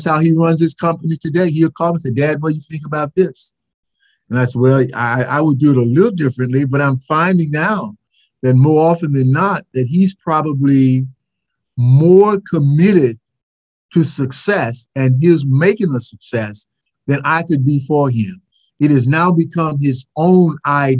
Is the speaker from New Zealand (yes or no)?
no; Mississippi, United States; being the Southerner that I am